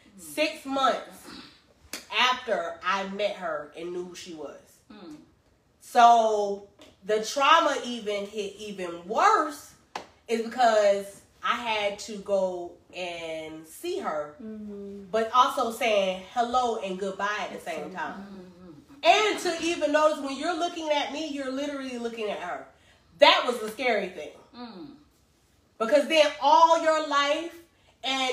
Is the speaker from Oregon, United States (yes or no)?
no; Greensboro, North Carolina, United States; I was born in Greensboro, North Carolina